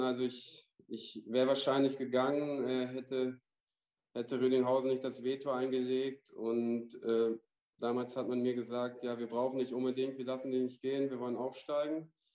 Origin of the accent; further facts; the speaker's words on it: Vechta, Lower Saxony, Germany; also born or lived in Ruhr area; now in Essen, Germany; meine Frau kommt auch, äh, da wo ich herkomme, aus Fechter, da zwischen Bremen und Osnabrück